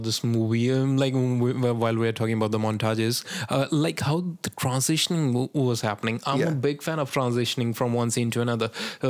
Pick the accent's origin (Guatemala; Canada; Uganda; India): India; I'm an Indian